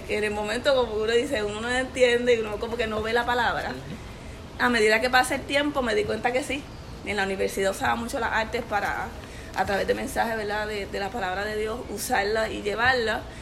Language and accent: Spanish; Corozal, Puerto Rico; now in Miami, United States; Mira, vengo de Corozal, ahora mismo actualmente estoy viviendo en Miami y tengo 28 años.